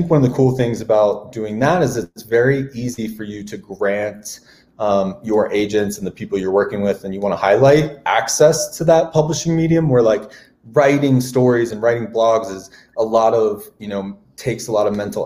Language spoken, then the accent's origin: English; Maryland, United States; I grew up in Maryland